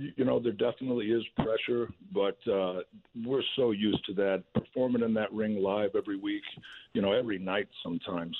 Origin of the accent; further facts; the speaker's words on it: St. Louis, Missouri, United States; being in my hometown